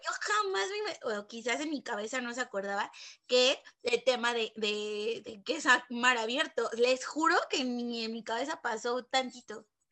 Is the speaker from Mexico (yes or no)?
yes; Mexico; nos está pasando como mexicanos